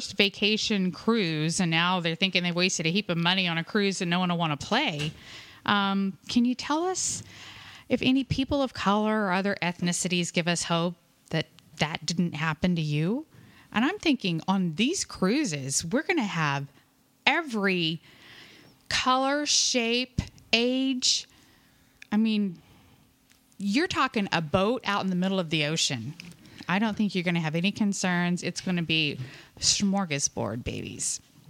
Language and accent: English; Pennsylvania, United States; So we're from Pennsylvania